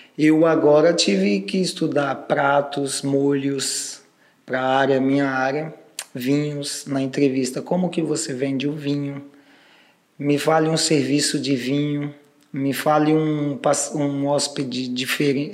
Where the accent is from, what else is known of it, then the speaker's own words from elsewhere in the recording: Brazil; Eu, no meu caso, saí do Capão